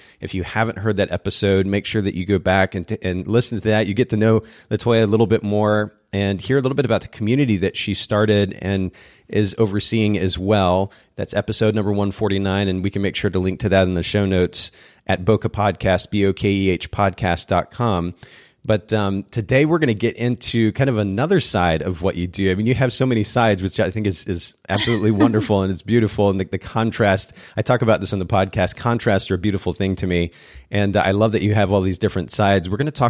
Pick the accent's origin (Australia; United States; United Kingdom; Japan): Japan; I grew up in Japan myself, and I was there from about the age of 2. And so learning Japanese just came naturally.